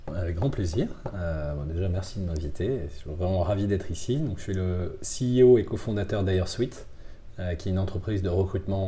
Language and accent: French; Bordeaux, Nouvelle-Aquitaine, France; moved away; also born or lived in Madagascar / Toulouse / Paris; je viens de Bordeaux. J'ai passé une partie de mon enfance à Bordeaux, à Madagascar aussi